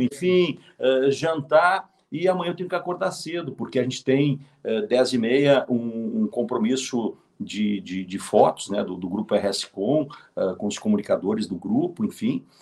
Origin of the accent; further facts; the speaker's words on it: Canoas, Rio Grande do Sul, Brazil; Canoas, ah, Canoas, a... minha terra